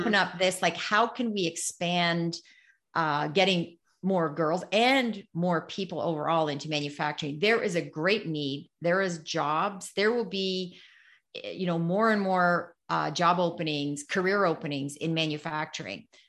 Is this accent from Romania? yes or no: no; Canada; this is being Canadian